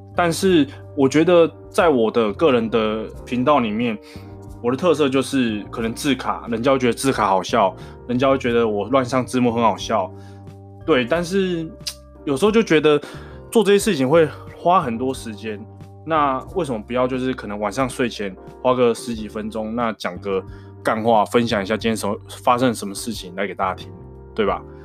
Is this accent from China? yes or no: no; Taiwan; first language Taiwanese Hokkien; Chinese is a second language; 我从小时候就是跟我家人讲台语，我跟我阿公讲台语，跟我爸妈讲台语，跟我爸妈讲台语，跟我的兄弟姐妹，跟我弟也讲台语